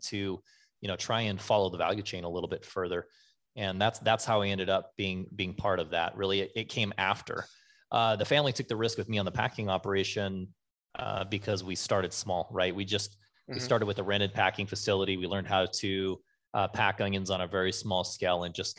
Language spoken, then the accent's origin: English; Nyssa, Oregon, United States; I'm from Nyssa, Oregon